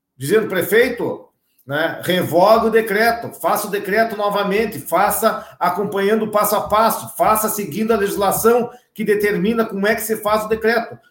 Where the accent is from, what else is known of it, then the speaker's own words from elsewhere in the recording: Brazil; eu me criei lá no Armor